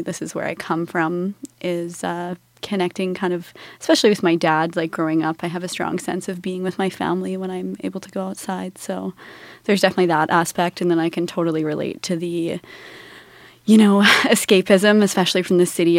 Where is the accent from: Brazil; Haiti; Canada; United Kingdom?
Canada; growing up in Canada